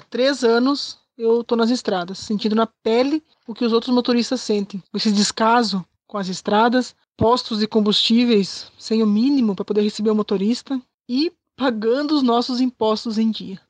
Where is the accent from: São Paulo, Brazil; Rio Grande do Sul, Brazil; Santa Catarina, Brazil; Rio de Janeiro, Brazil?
Santa Catarina, Brazil; Chapecó; sou de Chapecó, Santa Catarina